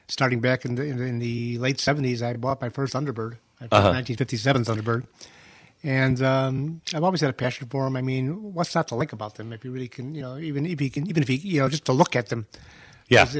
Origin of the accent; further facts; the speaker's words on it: Chicago, Illinois, United States; I grew up in Chicago.